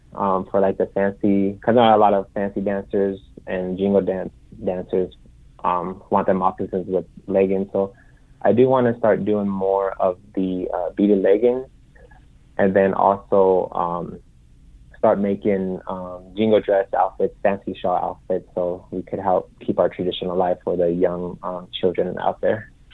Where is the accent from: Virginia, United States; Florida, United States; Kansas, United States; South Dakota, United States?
South Dakota, United States; Rapid City; moved away as an adult; also born or lived in Eagle Butte, South Dakota; now in Las Vegas, United States; I grew up in Rapid City, South Dakota. Um, I currently reside in Las Vegas, Nevada.